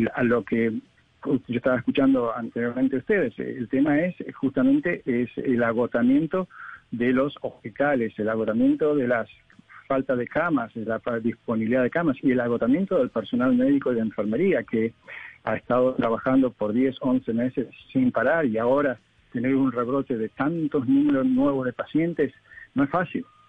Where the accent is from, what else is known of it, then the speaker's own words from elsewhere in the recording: Argentina; moved away; yo soy argentino